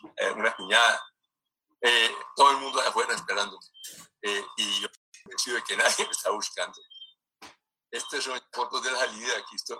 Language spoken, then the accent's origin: Spanish; Cali, Valle del Cauca, Colombia; yo soy caleño, eh, hijo de caleños, de Cali